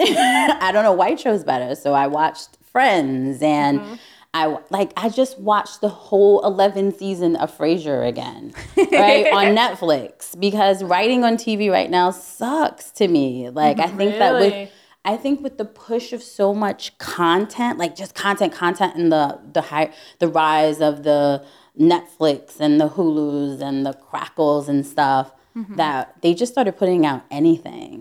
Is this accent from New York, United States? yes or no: yes; New York City, New York, United States; I'm a New Yorker.